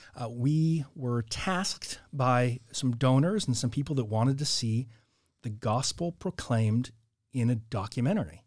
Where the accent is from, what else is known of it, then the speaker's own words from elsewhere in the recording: Orange County, California, United States; also born or lived in Scotland; Born and raised in California. Yeah, I lived in uh, in the mountains when I was very young, and then moved out to Orange County.